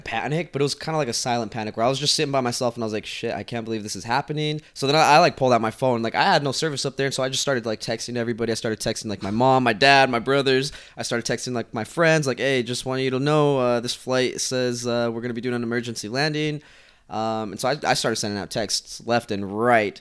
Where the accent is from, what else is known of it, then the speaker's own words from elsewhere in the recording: Utah, United States; also born or lived in Guatemala; I am from Utah, so I live in Utah. I was originally born in Guatemala. I moved to Utah when I was two years old, and I've been there ever since.